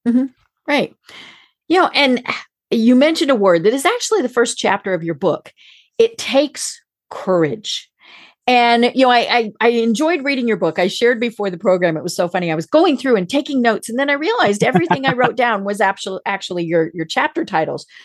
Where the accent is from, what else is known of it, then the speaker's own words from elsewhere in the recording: Colorado, United States; now in Atlanta, United States; I live in Atlanta, And I'm from Colorado